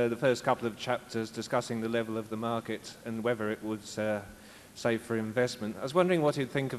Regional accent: Hertfordshire, East of England, United Kingdom; I'm from Hertfordshire, England.

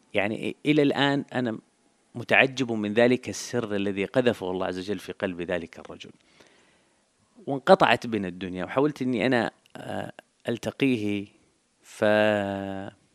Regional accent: Jeddah, Makkah Province, Saudi Arabia; ولدت في الحجاز ونشأت في الحجاز تحديدا في حي في مدينة جدة اسمه حي الشرفية

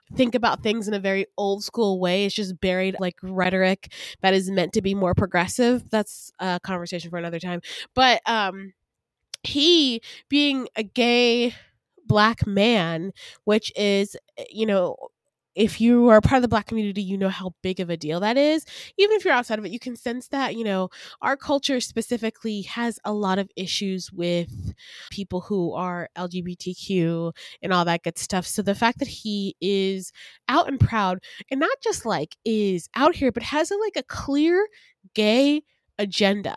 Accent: Decatur, Georgia, United States; also born or lived in Atlanta, Georgia / Grayson, Georgia; I was born in Atlanta, Georgia, raised in Decatur, Georgia, and then my parents moved me to the suburbs in Grayson, Georgia

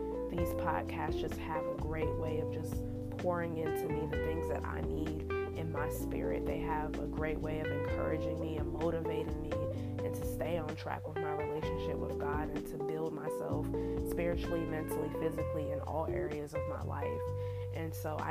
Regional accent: Raleigh, North Carolina, United States; born or raised there

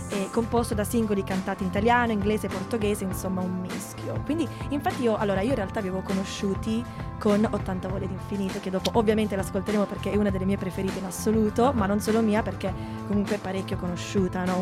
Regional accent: Apulia, Italy; moved away as an adult; now in Milan, Italy; anch'io essendo pugliese sono venuta qui per studiare

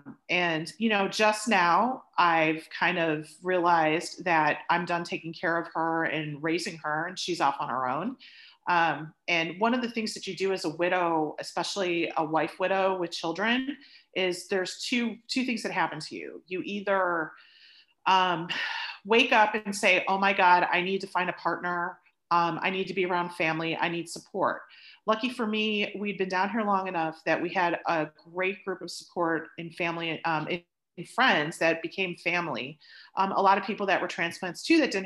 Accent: Chicago, Illinois, United States; moved away as an adult; now in Dallas, United States; I came from the Chicagoland area, spent most of my life living in the suburbs, in the Northwest suburbs. But I'm down in Dallas now and I've been down here for 20 years

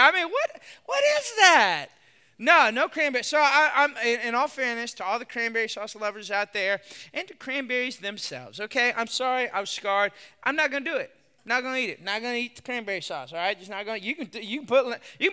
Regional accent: Texas, United States; I'm from Texas

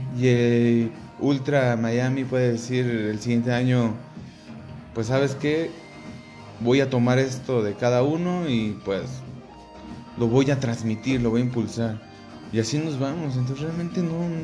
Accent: Mexico; pues de México

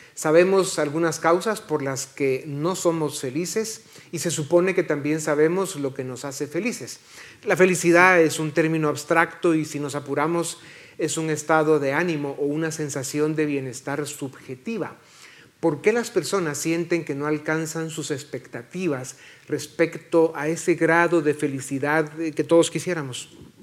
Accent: Guatemala; somos muchos los guatemaltecos

